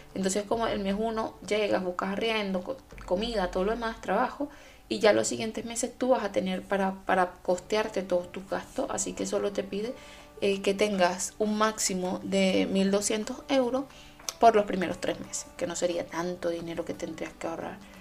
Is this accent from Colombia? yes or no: no; Venezuela; now in Germany; yo como venezolana